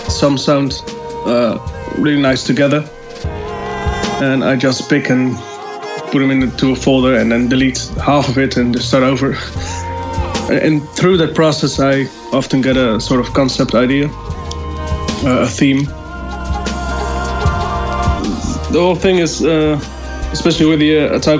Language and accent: English; Netherlands; from the Netherlands